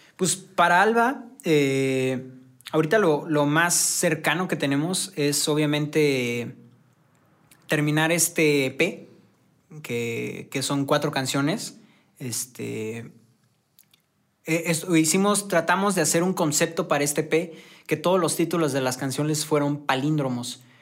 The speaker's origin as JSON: {"language": "Spanish", "town": "San Juan del Río", "region": "Querétaro", "country": "Mexico", "moved": "as an adult", "lives_now": "Querétaro, Mexico", "said": "Yo soy de San Juan del Río, pero por chamba me vine para, para acá y ya tengo como dos años más o menos viviendo aquí"}